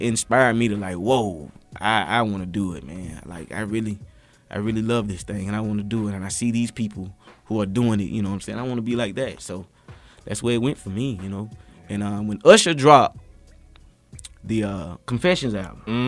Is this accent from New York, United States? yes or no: no; Quincy, Florida, United States; moved away; I'm from Quincy, Florida